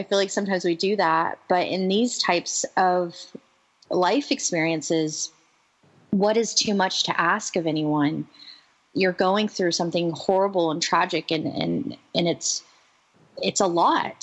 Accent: the South, United States; growing up in the South

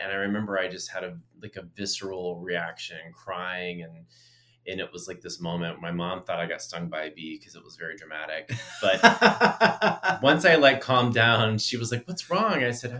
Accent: Southeast Texas, United States; I grew up in Southeast Texas

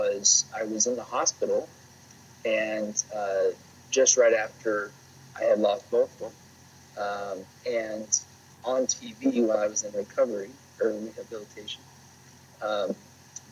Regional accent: Provo, Utah, United States; where I grew up is Provo

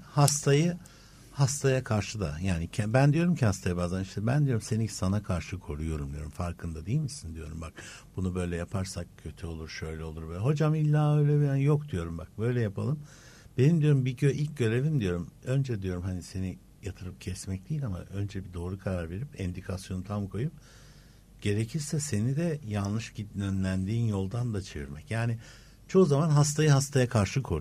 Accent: Turkey; ben kendim bir Türk olarak Türkiye olarak Türk hekimi

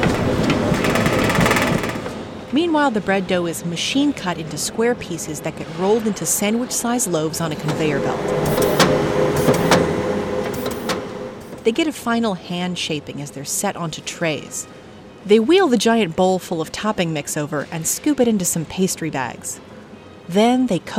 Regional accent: Southern California, United States; moved away as an adult; also born or lived in San Francisco; I grew up in Southern California, but went to college at SF State

